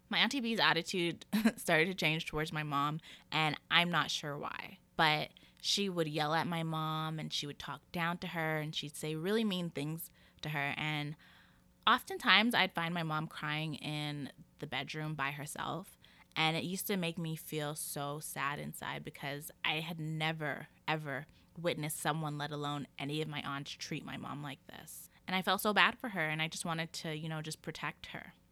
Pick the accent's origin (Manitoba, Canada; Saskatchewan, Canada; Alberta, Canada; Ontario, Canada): Alberta, Canada; Calgary; moved away; I was born here in Calgary, Alberta, Canada. That is still where I reside now